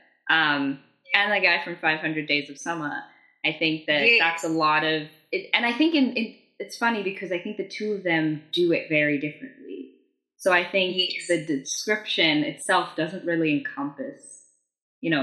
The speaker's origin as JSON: {"language": "English", "country": "South Africa", "tie": "born or raised there", "said": "growing up in South Africa, I didn't really have a lot of access to appropriate sex education"}